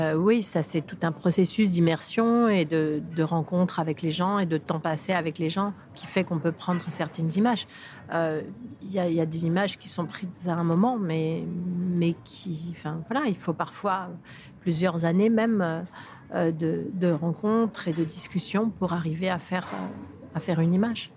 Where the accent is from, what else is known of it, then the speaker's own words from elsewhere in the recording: Paris, Île-de-France, France; je, suis française, je suis parisienne, euh, donc c'est mon quartier